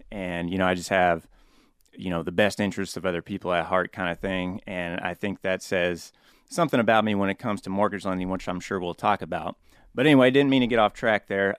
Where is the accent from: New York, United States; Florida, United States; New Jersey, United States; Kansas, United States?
Kansas, United States; Topeka; moved away as an adult; also born or lived in Concordia, Kansas / Wayne, Nebraska; now in Omaha, United States; Born and raised in Topeka, Kansas